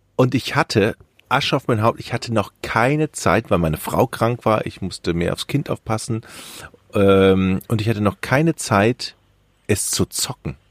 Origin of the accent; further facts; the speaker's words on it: Düsseldorf, North Rhine-Westphalia, Germany; moved away as an adult; now in Hamburg, Germany; Ich als Düsseldorfer